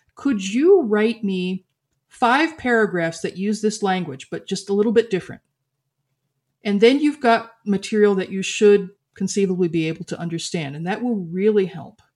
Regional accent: United States; I am culturally American

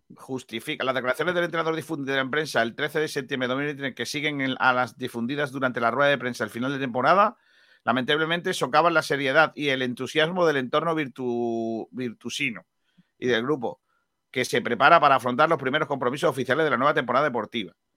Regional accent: Benagalbón, Andalusia, Spain; uno de los equipos de mi pueblo, el Mena Galbón

